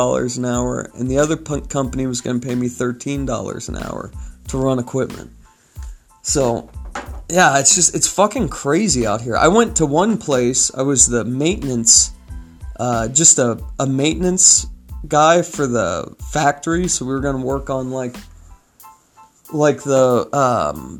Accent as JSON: {"language": "English", "region": "California", "country": "United States", "moved": "as an adult", "lives_now": "Utah, United States", "said": "I'm from California"}